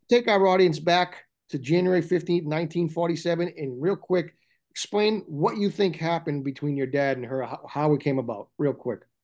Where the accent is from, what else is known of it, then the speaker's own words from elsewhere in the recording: Medford, Massachusetts, United States; My hometown. That's where I grew up.